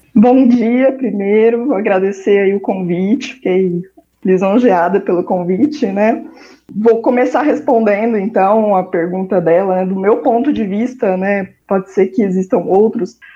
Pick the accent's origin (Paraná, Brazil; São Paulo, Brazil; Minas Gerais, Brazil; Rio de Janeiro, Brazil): Paraná, Brazil; Londrina; eu sou de Londrina, no Paraná